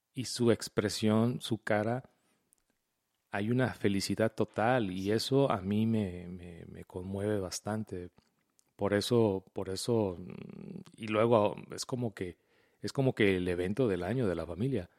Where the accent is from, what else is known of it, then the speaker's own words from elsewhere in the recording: Mexico; moved away; yo crecí en México